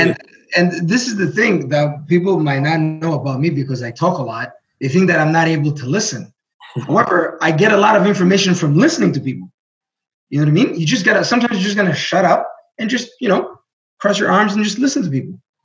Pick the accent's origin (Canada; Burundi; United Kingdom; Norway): Burundi; first language Greek; English is a second language; moved away; also born or lived in Greece; we moved to Burundi